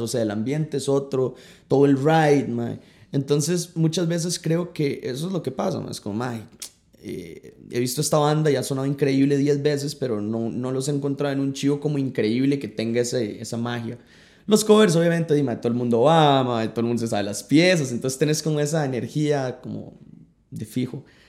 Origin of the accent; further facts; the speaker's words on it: San Carlos, Alajuela, Costa Rica; moved away as an adult; now in San José, Costa Rica; Yo crecí toda la vida en San Carlos